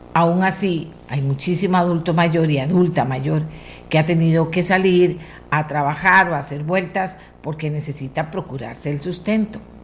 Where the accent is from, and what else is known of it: Costa Rica